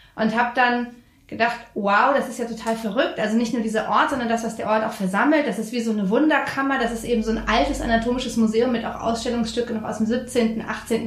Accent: Frankfurt, Hesse, Germany; als Frankfurterin

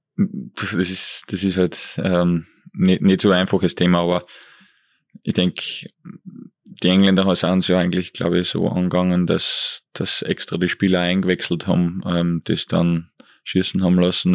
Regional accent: Eferding, Upper Austria, Austria; Ich bin zweisprachig auf, aufgewachsen in Evering

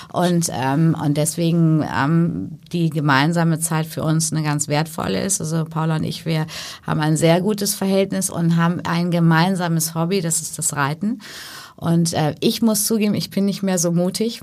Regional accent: Paderborn, North Rhine-Westphalia, Germany; moved away; also born or lived in Hamburg; Ich bin ja ähm, gebürtige Hamburgerin, aber ja. groß geworden zwischen Paderborn und Bielefeld mhm. und in Paderborn zur Schule gegangen ins Michaelskloster

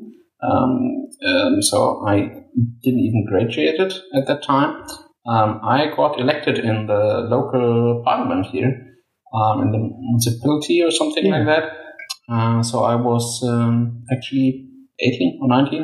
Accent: Germany; I'm a German citizen from day one.

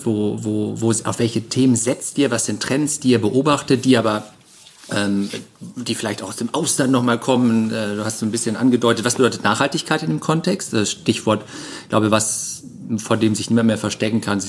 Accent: Cologne, North Rhine-Westphalia, Germany; als Kölner

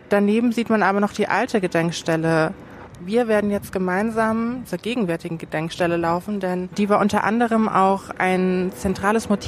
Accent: Munich, Bavaria, Germany; Ja, also ich bin ja hier in München zur Schule gegangen

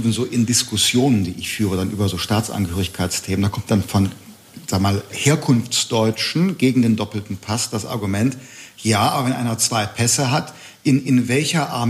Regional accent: Bergisches Land, North Rhine-Westphalia, Germany; Ich bin Europäer, ich bin Deutscher, ich komme aus dem Bergischen Land.

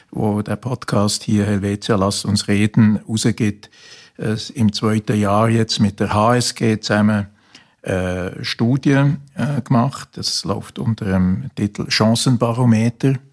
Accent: Bern, Switzerland; ich komme aus dem Kanton Bern, wir haben auch gewisse Regionen, die sehr ländlich sind natürlich

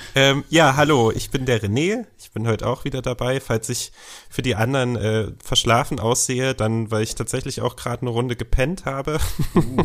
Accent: eastern Germany, Germany; ich bin genauso wie du im Osten geboren und aufgewachsen

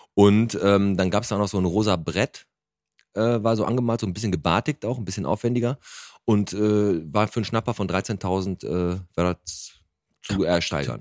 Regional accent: Bottrop, North Rhine-Westphalia, Germany; Wir kommen aus Bottrop

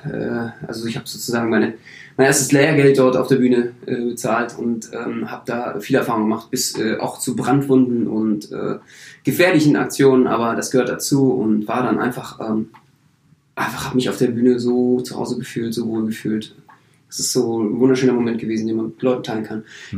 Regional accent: Berlin, Germany; ich bin Berliner

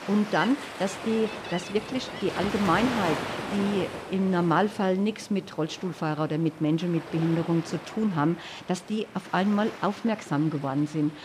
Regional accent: Hanau, Hesse, Germany; ich komme aus Hanau

